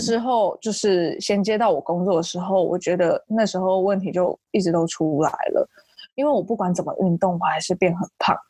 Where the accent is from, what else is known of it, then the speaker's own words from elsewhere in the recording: Taichung, Taiwan; moved away as an adult; also born or lived in Seattle, United States; 我是台中人，大学之后去美国西雅图念书，目前搬回台湾工作了